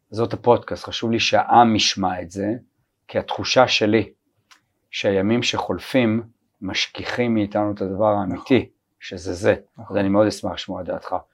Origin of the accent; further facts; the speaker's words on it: Tel Aviv, Tel Aviv District, Israel; אנחנו תל אביבים